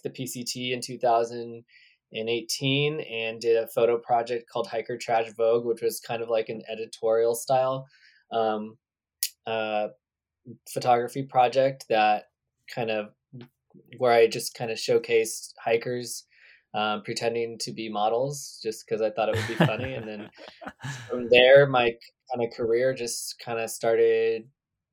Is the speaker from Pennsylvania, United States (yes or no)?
no; Redding, California, United States; I grew up in a town called Redding, California.